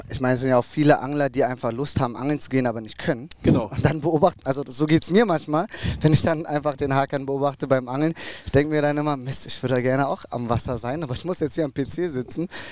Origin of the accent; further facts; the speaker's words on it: North Rhine-Westphalia, Germany; ich bin aufgewachsen in NRW